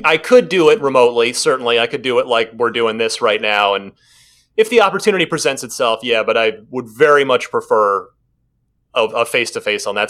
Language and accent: English; Phoenix, Arizona, United States; also born or lived in New Jersey; which is where I grew up. I'm originally from New Jersey, grew up in, in the Phoenix area